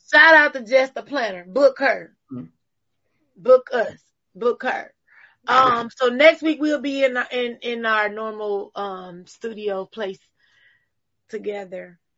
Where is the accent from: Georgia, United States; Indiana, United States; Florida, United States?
Florida, United States; Miami; I'm from Miami. When I was young, that's all I used to say. I'm, I'm from Miami.